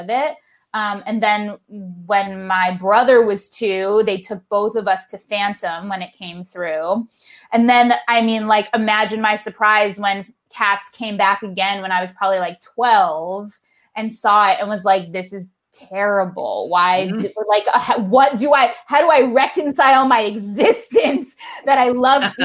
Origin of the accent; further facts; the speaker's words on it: West Hartford, Connecticut, United States; I grew up in West Hartford, Connecticut.